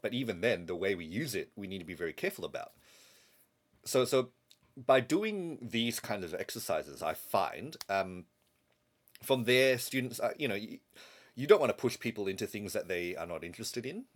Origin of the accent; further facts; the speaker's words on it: Malaysia; moved away; So I grew up in Malaysia.